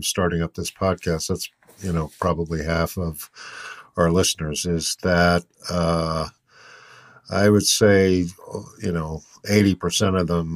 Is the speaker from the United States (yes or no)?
yes; Boston, Massachusetts, United States; I grew up in Boston, and it's just transformed from my youth